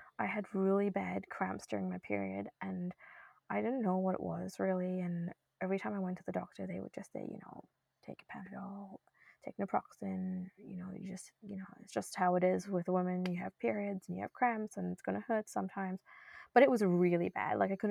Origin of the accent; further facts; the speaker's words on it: New Zealand; moved away as an adult; also born or lived in India / Norway / Boston, United States; now in Sydney, Canada; I was born in India, actually, and I moved to New Zealand when I was young, grew up there, went to school